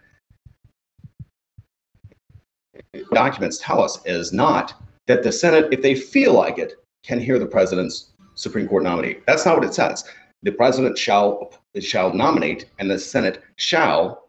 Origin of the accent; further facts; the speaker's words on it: United States; I'm an American